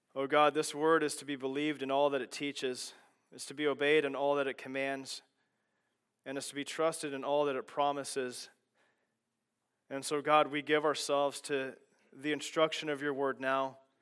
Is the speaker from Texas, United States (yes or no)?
no; Kansas, United States; I grew up in Kansas, and growing up in Kansas